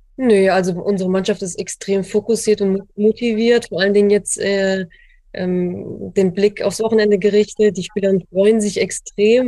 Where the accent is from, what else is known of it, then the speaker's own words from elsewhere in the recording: Lower Saxony, Germany; now in Frankfurt, Germany; ich aus Niedersachsen komme und tatsächlich ein Großteil meiner Familie dort noch lebt.